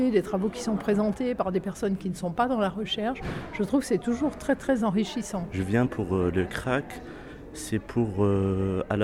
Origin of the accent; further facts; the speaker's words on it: Algeria; now in Lyon, France; euh, euh, donc je viens de commencer ma thèse à l'ENS de Lyon. Je viens d'Algérie